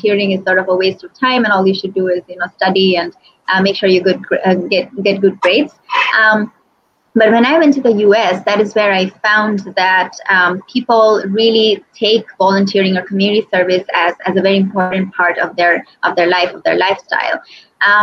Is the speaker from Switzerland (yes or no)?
no; Bangladesh; I was born and brought up in Bangladesh.